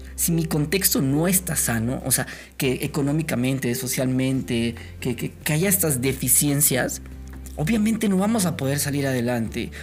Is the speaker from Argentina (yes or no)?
no; Mexico; Nosotros como mexicanos